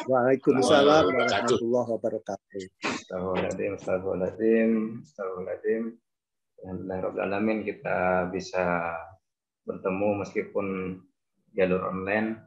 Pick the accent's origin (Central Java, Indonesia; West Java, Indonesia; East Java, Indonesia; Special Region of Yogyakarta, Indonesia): East Java, Indonesia; Bangkalan; born there; uh, saya lahir di Bangkalan alhamdulillah uh, sampai sekarang ada di Bangkalan